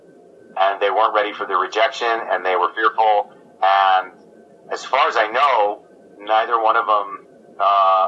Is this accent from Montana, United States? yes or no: no; Oregon, United States; moved away as an adult; also born or lived in Tucson, Arizona / Montgomery, Vermont / Brooklyn, New York; a merry prankster from Oregon